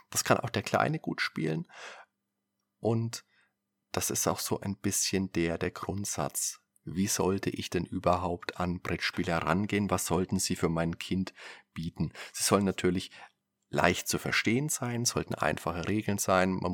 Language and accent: German; Würzburg, Bavaria, Germany; Da kann ich mich erinnern, da war ich damals immer, wenn ich mit meiner Mutter einkaufen war, bei uns in Würzburg im Wertkauf damals noch.